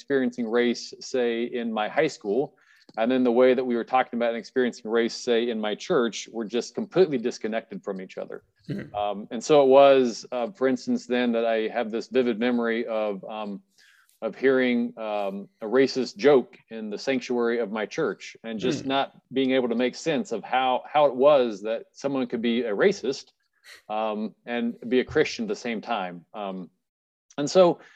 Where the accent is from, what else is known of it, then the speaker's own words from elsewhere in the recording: Kansas City, Kansas, United States; I grew up in Kansas City, Kansas in the 1980s